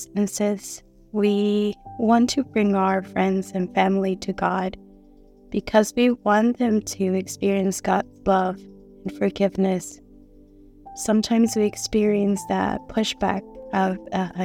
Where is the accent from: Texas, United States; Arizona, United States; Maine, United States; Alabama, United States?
Texas, United States; Houston; I'm from Houston, Texas